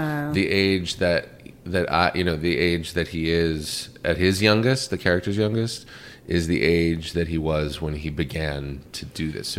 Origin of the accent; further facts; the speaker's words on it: Pittsburgh, Pennsylvania, United States; moved away as an adult; also born or lived in New York / Los Angeles; I grew up in Pittsburgh.